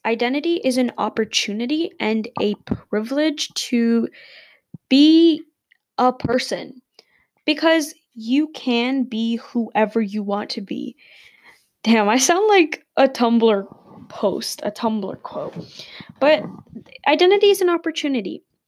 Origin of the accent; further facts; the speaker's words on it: Dubai, United Arab Emirates; also born or lived in India; now in Canada; I'm Indian. I'm born in Dubai and I live in Canada